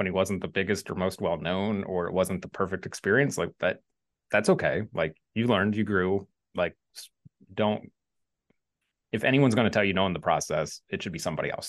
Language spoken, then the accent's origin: English; Midwest, United States; I'm from the Midwest